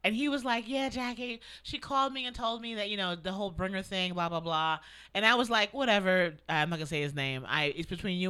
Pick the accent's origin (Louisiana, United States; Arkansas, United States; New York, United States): New York, United States; New York City; now in Los Angeles, United States; I'm a New Yorker. I was born there.